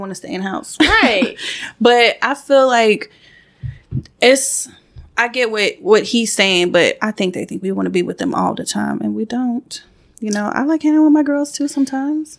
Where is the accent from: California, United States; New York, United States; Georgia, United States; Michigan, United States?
Georgia, United States; also born or lived in St. Croix, US Virgin Islands; I moved up to Georgia when I think I was about five.